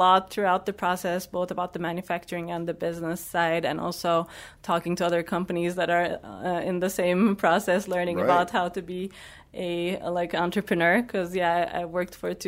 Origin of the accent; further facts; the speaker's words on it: Turkey; moved away; I grew up in Turkey